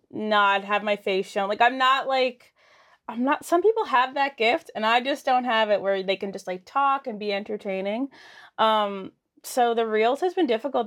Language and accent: English; Lower Sackville, Nova Scotia, Canada; I'm from Sackville